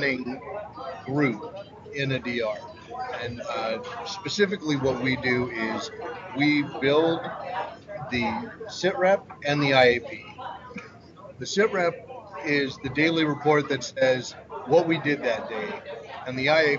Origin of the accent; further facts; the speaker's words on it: Los Angeles, California, United States; also born or lived in North Carolina; now in Oregon, United States; I grew up in L.A., in Los Angeles